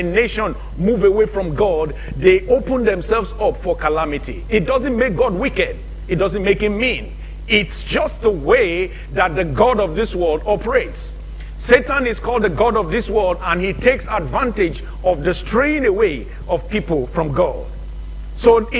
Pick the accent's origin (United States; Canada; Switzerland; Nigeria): Nigeria; moved away; In my home country in the 70s